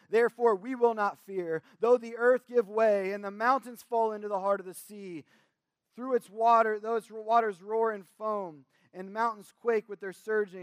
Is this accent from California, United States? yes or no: no; Kentucky, United States; we're from Kentucky, at the very least, we watch the Kentucky Derby